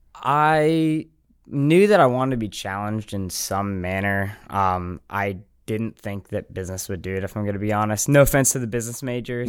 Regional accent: Smyrna, Georgia, United States; moved away as an adult; I'm from Atlanta.

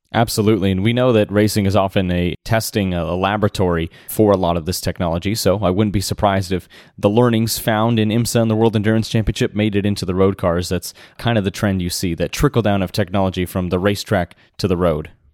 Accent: United States; as an American

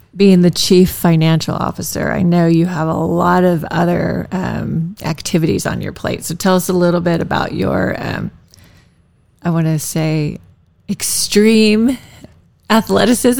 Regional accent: Tulsa, Oklahoma, United States; moved away; I'm from Tulsa, way way back

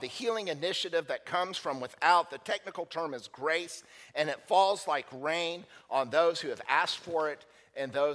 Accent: United States

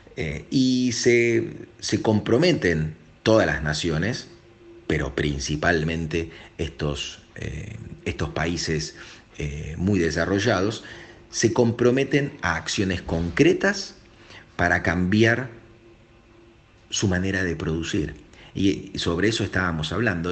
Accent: Argentina; Yo como argentino, como país periférico

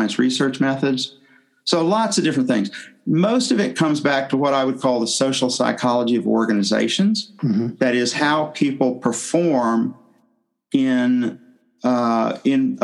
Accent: Tennessee, United States; moved away as an adult; I'm from the southern U.S. I'm from Tennessee. I grew up there

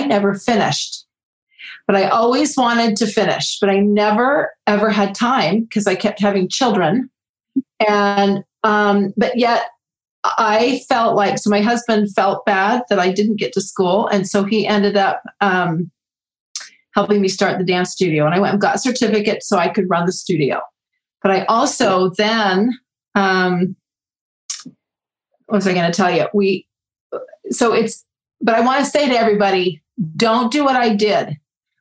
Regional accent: about an hour outside of Boston, by the Mohawk Trail, Massachusetts, United States; also born or lived in Salt Lake City, Utah; So I lived about an hour outside of Boston

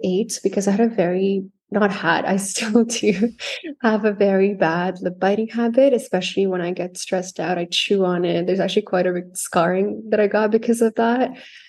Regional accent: India; I think it comes from being Indian and living there. We were born into the Ayurvedic lifestyle.

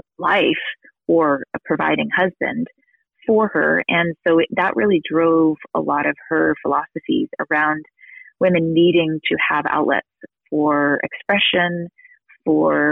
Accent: New York City, New York, United States; moved away as an adult; also born or lived in New England; now in Utah, United States; I'm from New York. She was from Massachusetts originally, and I'm from New York City

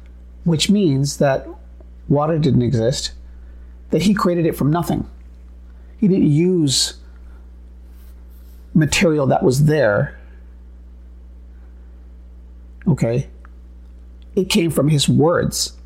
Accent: United States; being Native American

